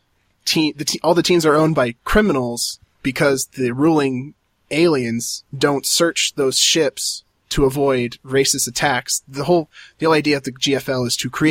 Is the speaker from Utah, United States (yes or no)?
yes; Utah, United States; born or raised there